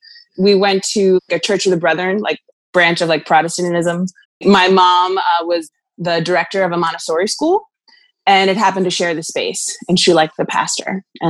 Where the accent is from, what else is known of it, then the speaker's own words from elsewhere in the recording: Pennsylvania, United States; Lancaster County.